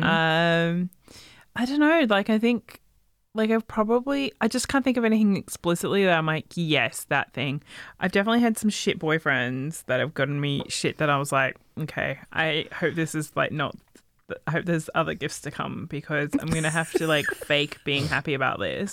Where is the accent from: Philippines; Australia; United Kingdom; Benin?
Australia; where I grew up in Australia, we had a lot of like Chinese presence